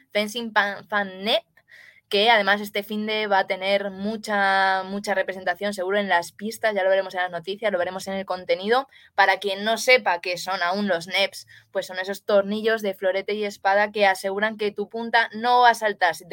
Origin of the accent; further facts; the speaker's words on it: Madrid, Community of Madrid, Spain; Yo por lo menos soy de Madrid, o sea que yo seguramente sí que esté.